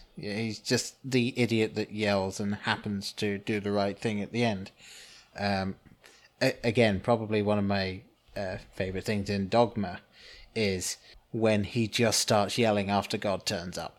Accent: England, United Kingdom; growing up in England

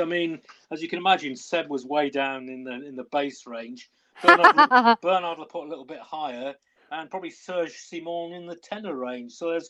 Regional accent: West Wales, United Kingdom; coming from West Wales, you know, rugby mad area

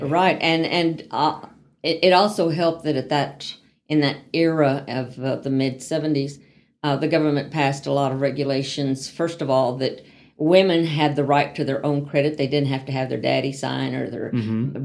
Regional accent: El Paso, Texas, United States; moved away as an adult; also born or lived in Van Horn, Texas / Dallas, Texas; now in Amarillo, United States; I grew up in El Paso and in Van Horn, Texas

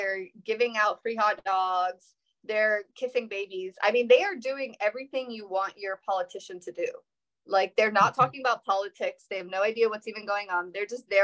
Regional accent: Washington, District of Columbia, United States; now in Savannah, United States; I'm originally from DC

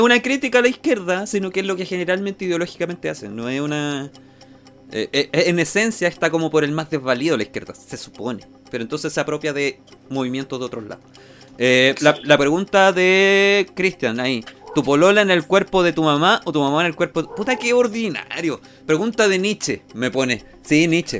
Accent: Chile

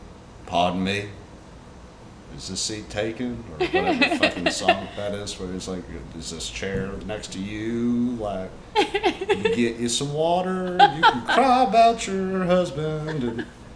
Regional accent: Tennessee, United States; The offensive shit we say because we grew up in Tennessee.

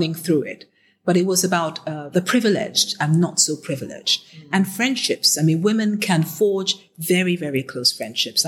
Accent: Nigeria; I'm Nigerian any day and Nigeria

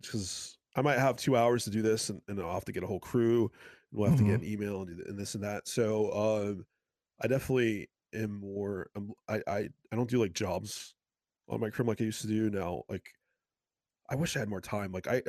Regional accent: Massachusetts, United States; Well, I'm from South Shore, Massachusetts, and they have like their own style of pizza. They call it South Shore bar style.

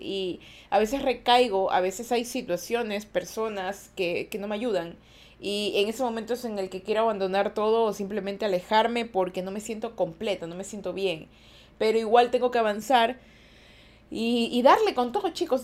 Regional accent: Ecuador; yo sí soy de Ecuador

